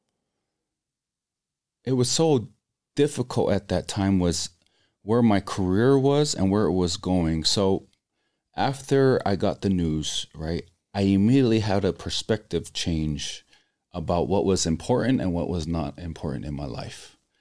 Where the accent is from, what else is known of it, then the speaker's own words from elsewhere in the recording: Laie, Hawaii, United States; moved away; growing up in Laie, which is predominantly all members of the Church of Jesus Christ of Latter-day Saints.